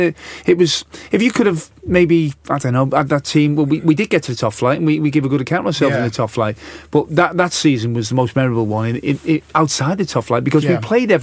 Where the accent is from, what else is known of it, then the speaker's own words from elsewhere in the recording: Bootle, North West England, United Kingdom; accent: Scouse; moved away; Bootle, where I was born.